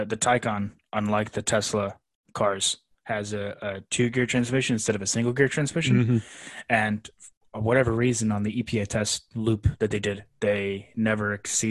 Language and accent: English; Florida, United States; So I grew up in Florida, but I didn't grow up on a boat